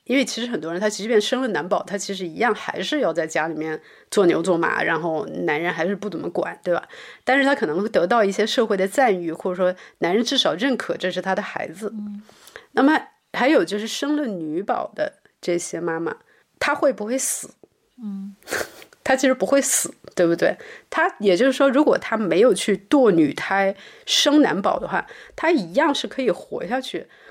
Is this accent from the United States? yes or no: no; Liuzhou, Guangxi, China; also born or lived in Beijing; now in Berlin, Germany; 因为我是，你知道广西柳州的女孩子，她是很，很 很凶的，我们的方言都是很凶的，讲出去都吓人的那种